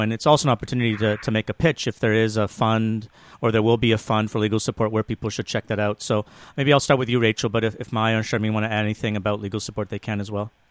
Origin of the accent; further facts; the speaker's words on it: Toronto, Ontario, Canada; I'm from Toronto.